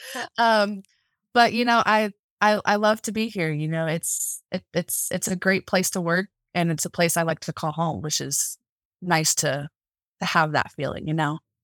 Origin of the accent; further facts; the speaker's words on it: Central Florida, United States; moved away as an adult; now in Montana, United States; I'm originally from Central Florida, and I moved out here about three years ago